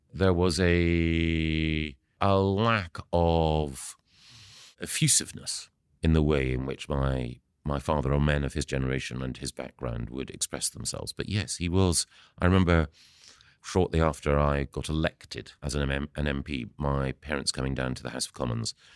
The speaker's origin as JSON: {"language": "English", "town": "Aberdeen", "region": "Scotland", "country": "United Kingdom", "tie": "born or raised there", "also_born_or_lived": "Edinburgh", "moved": "yes", "said": "I was born in Aberdeen"}